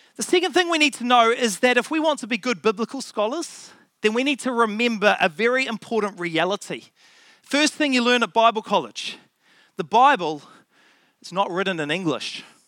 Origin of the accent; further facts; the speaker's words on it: Auckland, New Zealand; I grew up in Auckland